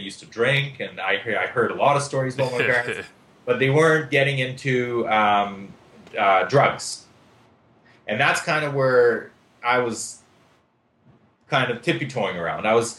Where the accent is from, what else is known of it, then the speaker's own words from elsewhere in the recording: Israel; moved away; also born or lived in Lithuania; So basically, I was born in Lithuania. 4 years old, I moved to Israel. In Israel, we moved to Israel because we're Jewish.